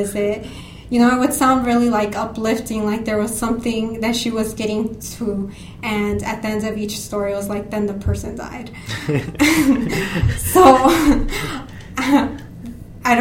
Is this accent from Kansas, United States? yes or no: no; East Chicago, Indiana, United States; I grew up in East Chicago, Indiana, which is in Northwest Indiana